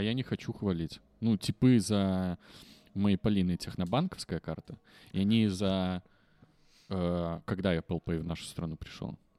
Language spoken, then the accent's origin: Russian; Belarus; Мы не можем его говорить, хоть мы и белорусы